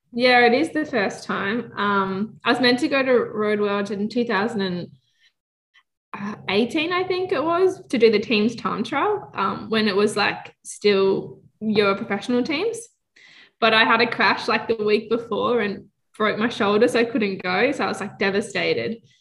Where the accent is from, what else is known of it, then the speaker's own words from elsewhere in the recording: Australia; as an Australian